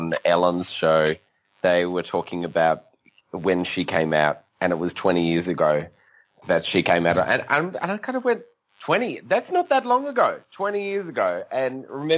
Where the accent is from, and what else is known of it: Australia